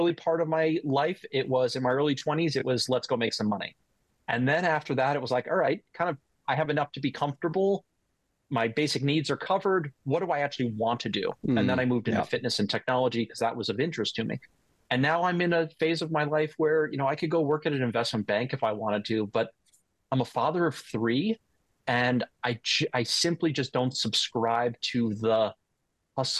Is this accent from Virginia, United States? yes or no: no; North Shore of Long Island, New York, United States; I was born and raised in New York on the North Shore of Long Island.